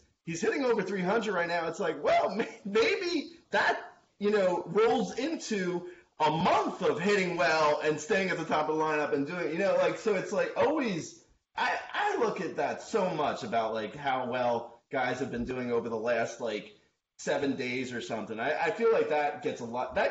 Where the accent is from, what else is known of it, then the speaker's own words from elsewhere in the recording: New Jersey, United States; I'm Italian and from Jersey, so we tan there.